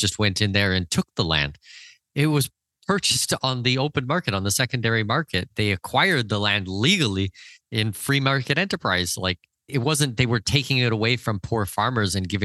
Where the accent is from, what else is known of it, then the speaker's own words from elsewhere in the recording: Canada; I'm Canadian. Second of all, like, okay, my family's from Denmark, but I'm Canadian